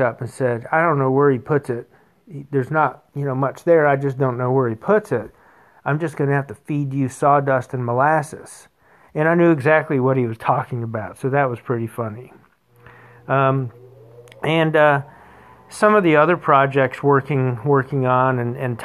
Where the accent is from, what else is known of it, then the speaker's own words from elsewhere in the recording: Wilmington, North Carolina, United States; I grew up in Wilmington, North Carolina.